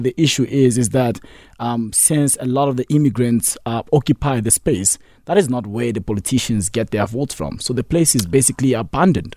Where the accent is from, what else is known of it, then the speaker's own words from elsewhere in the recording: Johannesburg, Gauteng, South Africa; also born or lived in Congo; I moved to South Africa when I was eight years old. So I'm pretty much a jobber